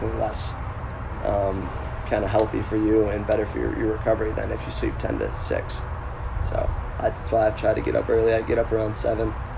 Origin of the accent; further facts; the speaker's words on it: Greece, New York, United States; also born or lived in Victor, New York; I grew up in Greece, which is a half hour from Victor